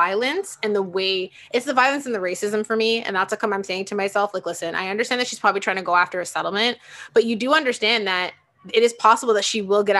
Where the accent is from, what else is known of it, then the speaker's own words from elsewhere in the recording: Canada; I'm Canadian